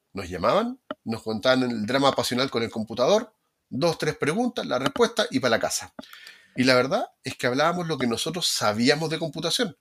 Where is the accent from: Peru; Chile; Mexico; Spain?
Chile; Valparaíso; yo soy de Valparaíso